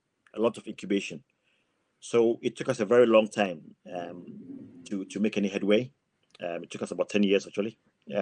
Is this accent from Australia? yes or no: no; Ghana; moved away as an adult; also born or lived in England; now in Plymouth, United Kingdom; So I was born in England, but I went back to Ghana with my parents when I was 5 years old. I got all my education in Ghana and qualified to be a pharmacist in Ghana.